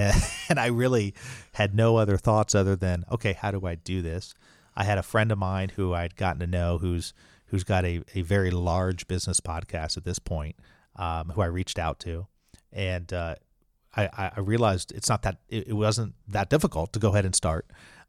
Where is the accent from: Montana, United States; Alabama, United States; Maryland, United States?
Alabama, United States; accent: Alabama; But that's my Alabama accent.